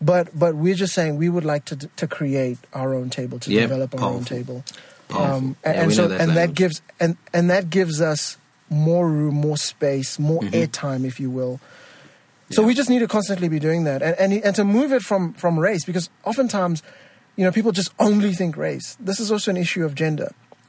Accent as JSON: {"language": "English", "country": "Botswana", "said": "if people are constantly hearing my accent, which is, you know, a combination of having grown to a British school because I'm from Botswana, and then watching Sesame Street and Big Bird"}